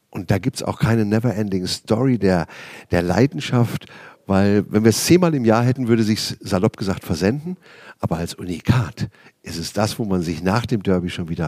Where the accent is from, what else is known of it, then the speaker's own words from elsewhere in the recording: Schlüchtern, Hesse, Germany; Äh, ja, das stimmt. Ähm, ich bin auch ein waschechter Hesse. Man hört es nur nicht, wenn ich normal schwätze